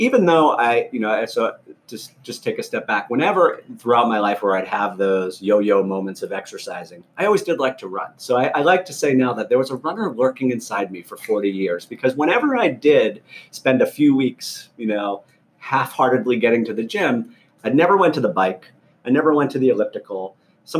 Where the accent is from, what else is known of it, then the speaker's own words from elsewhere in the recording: Fall River, Massachusetts, United States; now in Washington, D.C. area, United States; I grew up about 50 miles south of Boston in an old blue-collar mill town called Fall River, Massachusetts